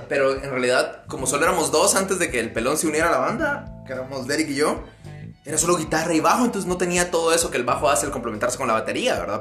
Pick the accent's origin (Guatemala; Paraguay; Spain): Guatemala; Amatitlán, Guatemala Department; nosotros somos de Matitlán, que está como un poco lejos de la capital